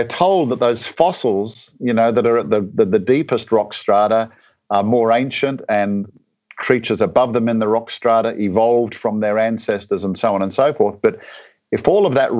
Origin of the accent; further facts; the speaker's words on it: Australia; moved away as an adult; now in Atlanta, United States; I'm actually from a bit further south originally. My home country is Australia.